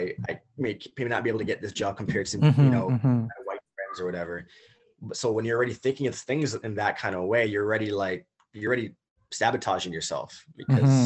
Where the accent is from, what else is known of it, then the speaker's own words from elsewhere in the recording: Toronto, Ontario, Canada; also born or lived in United States; growing up here in Toronto as a Canadian